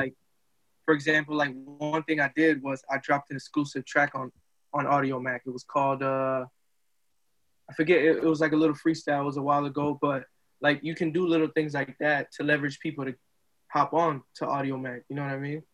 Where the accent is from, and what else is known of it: Lawrence, Massachusetts, United States; born or raised there; also born or lived in Dominican Republic